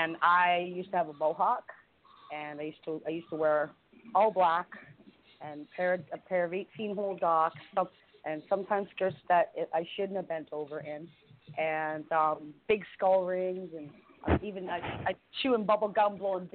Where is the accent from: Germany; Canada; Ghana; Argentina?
Canada; I'm from Canada